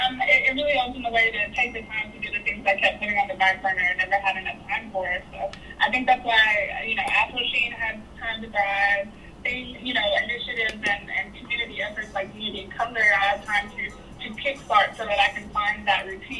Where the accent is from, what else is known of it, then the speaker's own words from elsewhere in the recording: Nashville, Tennessee, United States; I'm from Sorry, Nashville.